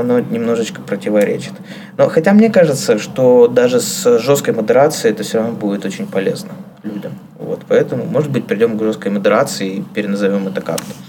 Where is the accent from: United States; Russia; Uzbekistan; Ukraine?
Russia; Kirov, Kirov Oblast; moved away; я из Кирова, Кировская область, Вятка